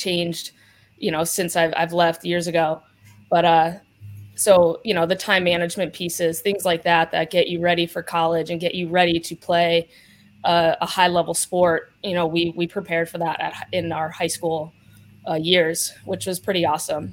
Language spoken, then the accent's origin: English; Pittston, Pennsylvania, United States; I am from northeastern Pennsylvania. So I grew up in Pittston